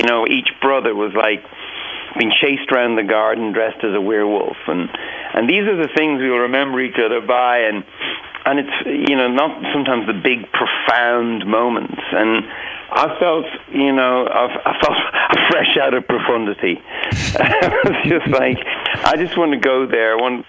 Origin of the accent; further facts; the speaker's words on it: Dublin, Leinster, Ireland; I'm still friends with a lot of the people I grew up with on Cedarwood Road.